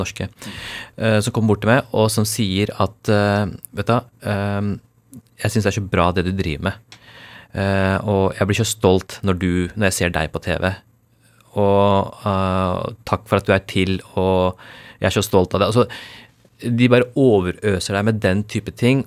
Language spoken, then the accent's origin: Norwegian; Norway; born or raised there; first language Urdu; Norwegian is a second language